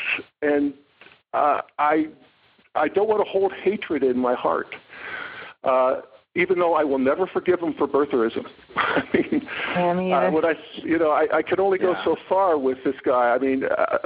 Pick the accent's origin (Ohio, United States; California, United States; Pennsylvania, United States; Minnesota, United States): Pennsylvania, United States; Western; I come from the Western Pennsylvania people